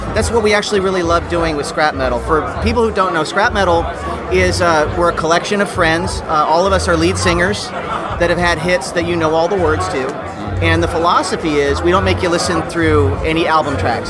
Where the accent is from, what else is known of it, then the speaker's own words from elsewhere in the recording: Los Angeles, California, United States; moved away as an adult; now in Nashville, United States; I was born and raised in Los Angeles